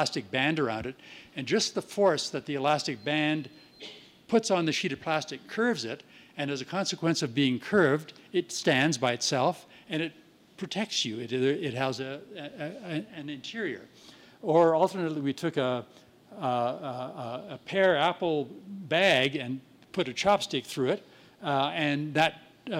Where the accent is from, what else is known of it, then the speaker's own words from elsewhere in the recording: Winnipeg, Manitoba, Canada; my hometown of Winnipeg